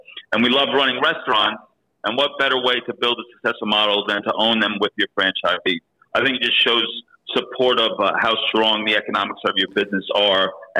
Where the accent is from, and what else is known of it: New York, United States; born or raised there; moved away as an adult; also born or lived in London; now in Australia